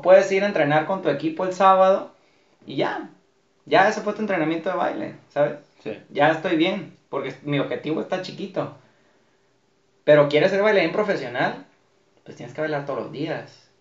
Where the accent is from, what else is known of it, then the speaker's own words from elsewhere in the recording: Mexico; como mexicanos